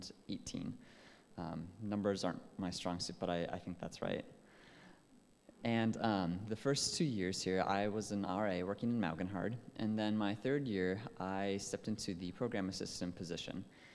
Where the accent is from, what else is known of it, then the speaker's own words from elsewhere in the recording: Minnesota, United States; accent: Minnesotan; I grew up in northern Minnesota. I've lost most of my accent, but it still comes out every once in a while if I am around people, especially with a little bit of a Canadian or Minnesotan.